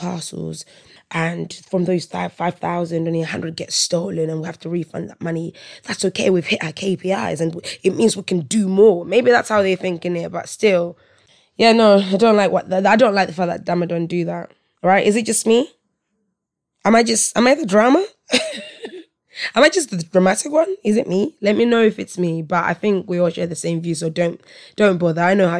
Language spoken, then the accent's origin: English; Malawi; I'm from Malawi, right? So my household at my mum's house, anyway, my parents' house, it's very African. It's Malawian, right?